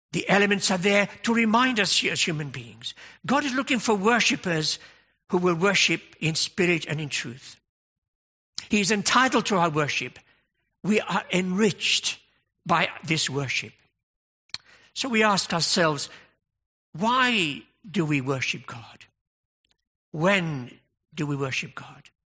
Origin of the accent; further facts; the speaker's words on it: United Kingdom; we're British